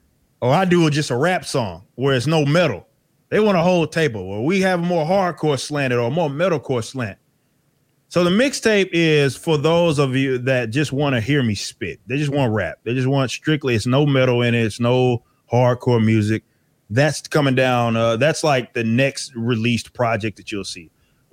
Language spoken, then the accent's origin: English; Dallas, Texas, United States; Yeah. I'm from Dallas.